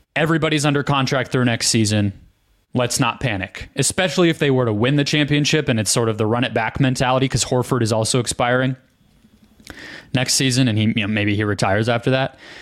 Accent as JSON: {"language": "English", "town": "Phoenix", "region": "Arizona", "country": "United States", "tie": "born or raised there", "said": "growing up in Phoenix"}